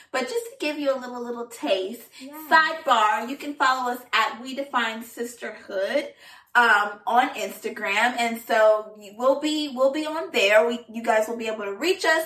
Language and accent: English; Southern California, United States; moved away; also born or lived in Washington, D.C.; I am from Southern California.